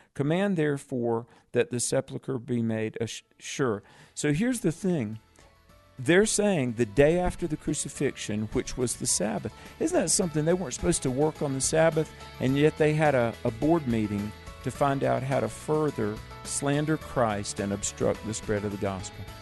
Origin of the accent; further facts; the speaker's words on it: the South, United States; accent: Southern; also born or lived in Colorado; I'm from the South